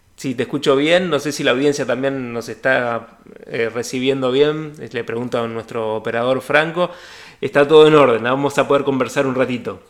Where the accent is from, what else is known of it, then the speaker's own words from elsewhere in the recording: Argentina; Los argentinos y argentinas